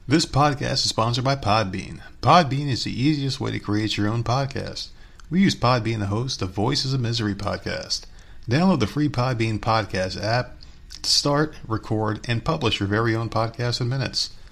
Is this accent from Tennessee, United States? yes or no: no; New Jersey, United States; moved away; we're both from New Jersey.